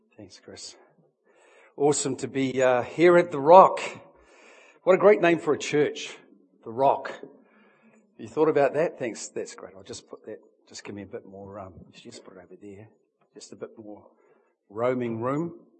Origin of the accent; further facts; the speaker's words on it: Hunterville, Manawatū-Whanganui, New Zealand; now in Auckland, New Zealand; I'm actually from Hunterville which is where I was born